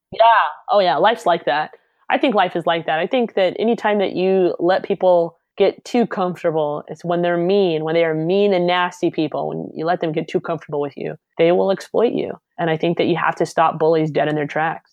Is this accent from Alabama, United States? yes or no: yes; Alabama, United States; I grew up in Alabama